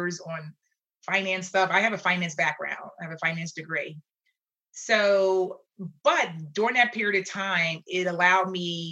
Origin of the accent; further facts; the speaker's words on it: Philadelphia, Pennsylvania, United States; I grew up in Philadelphia